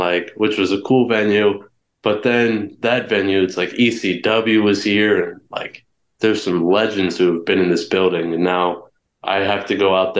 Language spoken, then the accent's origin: English; Ohio, United States; as an Ohioan